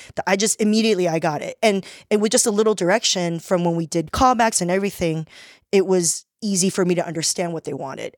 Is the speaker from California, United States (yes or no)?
yes; Torrance, California, United States; also born or lived in Taiwan / Rosemead; I grew up in Torrance